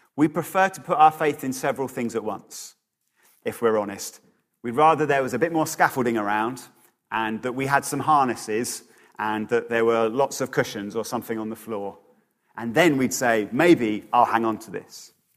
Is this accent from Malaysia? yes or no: no; Bedford, East of England, United Kingdom; my hometown of Bedford